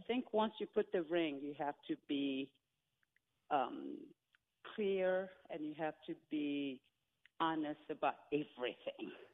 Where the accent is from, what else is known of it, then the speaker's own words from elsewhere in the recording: DR Congo; moved away; I'm from African Congo, Zaire